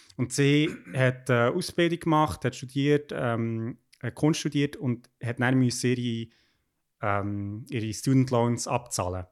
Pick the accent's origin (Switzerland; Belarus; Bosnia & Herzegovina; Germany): Switzerland; Bern; moved away; also born or lived in Basel; als Berner